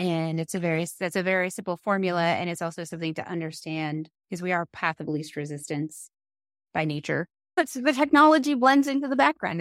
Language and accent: English; near Three Mile Island, Pennsylvania, United States; I grew up near Three Mile Island